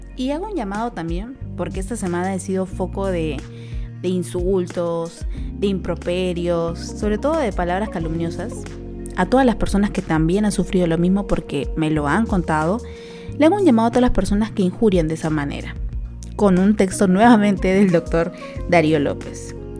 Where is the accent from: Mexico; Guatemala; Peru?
Peru; somos peruanos